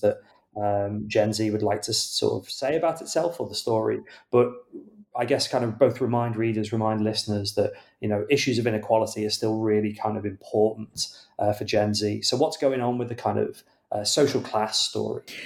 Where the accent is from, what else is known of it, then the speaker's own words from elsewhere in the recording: United Kingdom; as a British reader